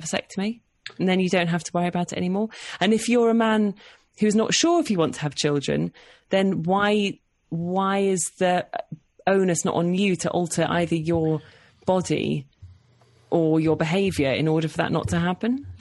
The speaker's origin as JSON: {"language": "English", "town": "Oxford", "region": "South East England", "country": "United Kingdom", "tie": "born or raised there", "also_born_or_lived": "London", "said": "But I was born in London and then we moved to Oxford when I was about four. And then, yeah, so I, I grew up in Oxford"}